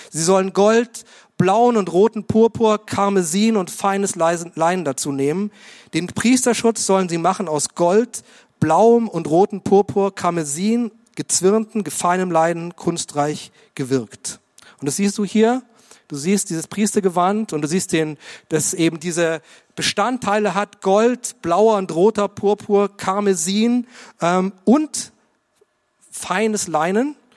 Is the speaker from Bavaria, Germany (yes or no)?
yes; Munich, Bavaria, Germany; Ich komme aus München und es war mein erster Anzug